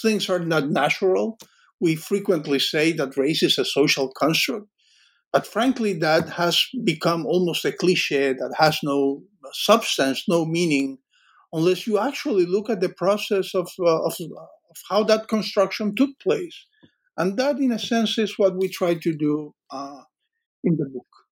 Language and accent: English; Cuba; moved away; I grew up in in in Cuba